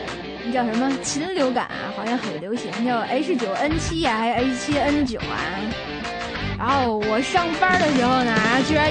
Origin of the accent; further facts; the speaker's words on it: Tianjin, China; 有我们天津人作证呢，